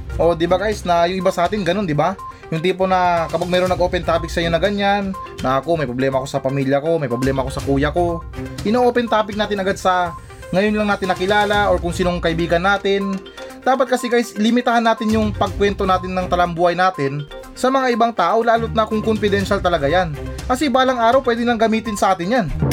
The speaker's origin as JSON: {"language": "Tagalog", "country": "Philippines", "said": "sa atin ngayon sa Pilipinas"}